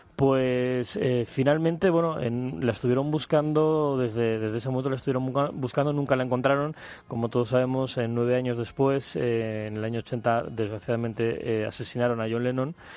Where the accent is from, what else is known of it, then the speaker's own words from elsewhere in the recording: Mallorca, Balearic Islands, Spain; Yo soy de Mallorca